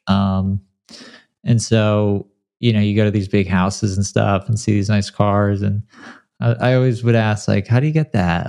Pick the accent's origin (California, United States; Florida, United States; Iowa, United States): California, United States; San Clemente; also born or lived in Detroit, Michigan; I was born in Detroit, and then I grew up in a small beach town called San Clemente in Southern California